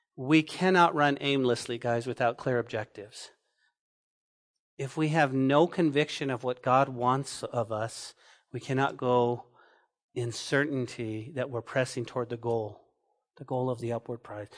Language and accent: English; Santa Fe, New Mexico, United States; now in Lubbock, United States; when I was growing up in Santa Fe, New Mexico